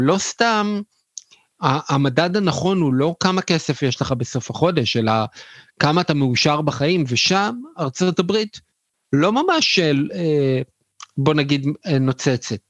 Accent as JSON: {"language": "Hebrew", "country": "Israel", "said": "אנחנו בתור ישראלים"}